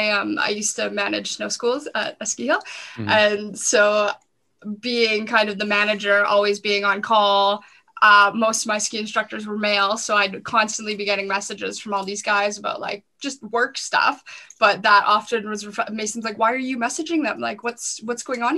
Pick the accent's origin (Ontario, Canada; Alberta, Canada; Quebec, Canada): Alberta, Canada; Southern; I grew up on a ranch in Southern Alberta